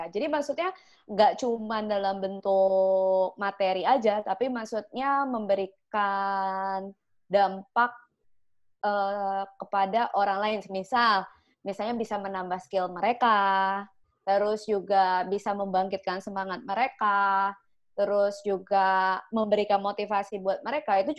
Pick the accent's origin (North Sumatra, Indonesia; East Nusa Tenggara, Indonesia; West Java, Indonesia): West Java, Indonesia; Sukabumi; Asli suka bumi